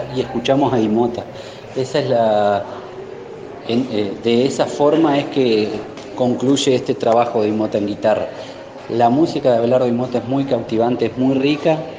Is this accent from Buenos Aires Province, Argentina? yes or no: no; Gualeguay, Entre Ríos, Argentina; nosotros somos de Gualeguay